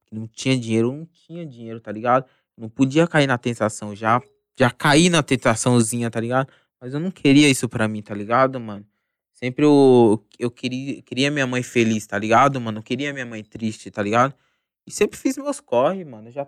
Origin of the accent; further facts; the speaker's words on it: Osasco, São Paulo, Brazil; Tipo assim, eu falo que eu me mudei pro condomínio, tá ligado, mano? {S0} Mas {S2} Osasco sempre tá no meu coração, mano.